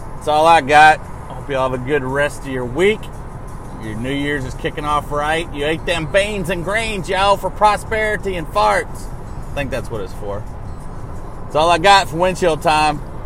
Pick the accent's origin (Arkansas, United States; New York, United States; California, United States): Arkansas, United States; now in Nashville, United States; my hometown of Arkansas